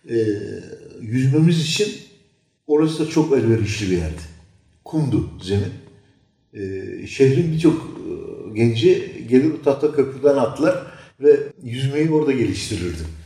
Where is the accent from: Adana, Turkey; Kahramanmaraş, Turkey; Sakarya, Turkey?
Sakarya, Turkey; Adapazarı; Türkmeniz. Sonra 90 çarpında Adapazarı'na gelmişiz.